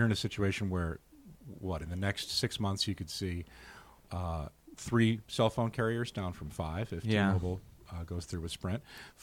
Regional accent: United Kingdom; also born or lived in Scotland / northern England; now in Chicago, United States; where I grew up in Scotland and northern England

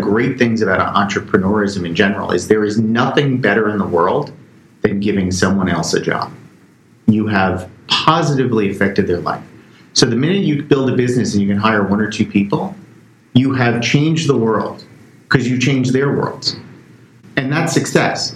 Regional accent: Bayonne, New Jersey, United States; I'm from Bayonne, New Jersey, right across the, the river here

